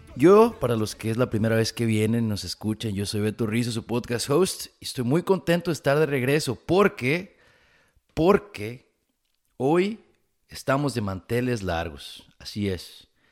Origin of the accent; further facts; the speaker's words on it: Jalisco, Mexico; moved away; soy de Jalisco, y sí decimos vale